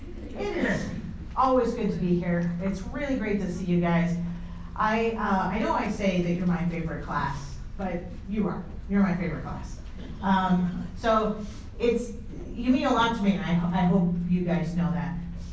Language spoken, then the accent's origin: English; San Diego, California, United States; now in Utah, United States; I grew up in San Diego, I lived in Northern California for about a decade, and then I've lived here for quite a time.